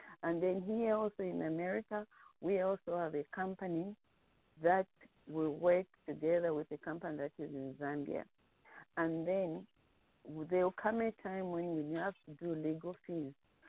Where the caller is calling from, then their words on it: North Carolina, United States; I'm calling from North Carolina.